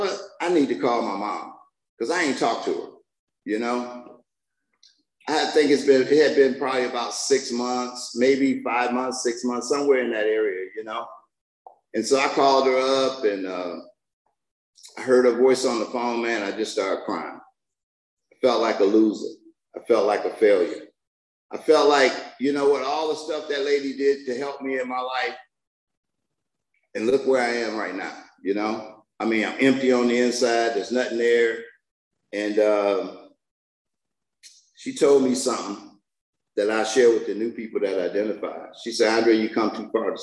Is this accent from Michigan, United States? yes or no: yes; Detroit, Michigan, United States; I'm from Detroit